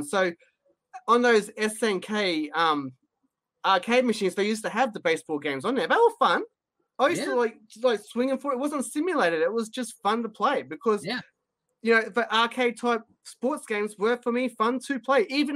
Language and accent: English; Australia; I'm Australian